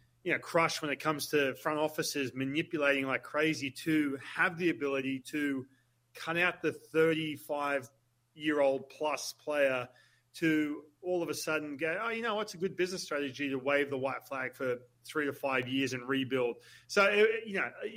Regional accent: Australia; moved away; I'm Australian, right? So I go back to Australia

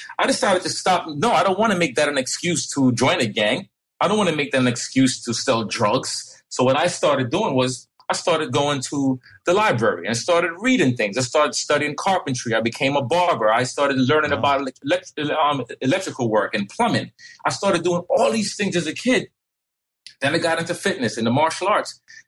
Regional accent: New York City, New York, United States; also born or lived in Jamaica; now in Fairfield, Connecticut, United States; I'm from the Bronx. I was raised in the Bronx. I went to elementary school, junior high school in the Bronx.

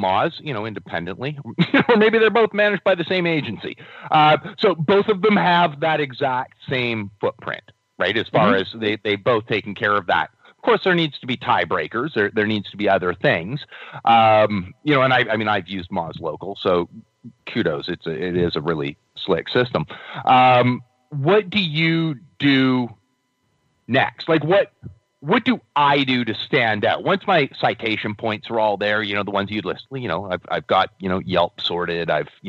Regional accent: Victoria, British Columbia, Canada; I'm from Victoria.

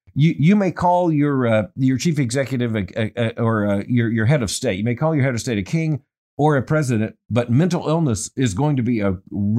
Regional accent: United States; Here I'm an American doctoral student

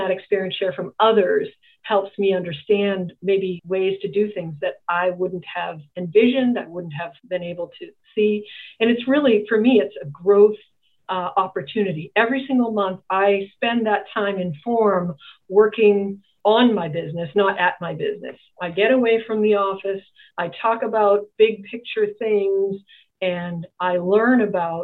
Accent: Boston, Massachusetts, United States; I grew up in a very big family in federal housing projects in Boston

